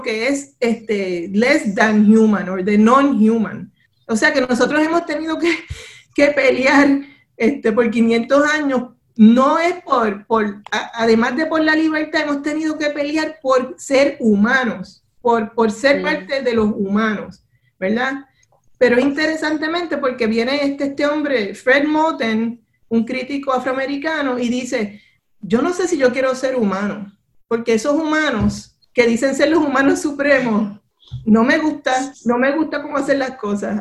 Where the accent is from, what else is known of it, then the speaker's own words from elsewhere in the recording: Puerto Rico; now in Providence, United States; no todos los puertorriqueños somos iguales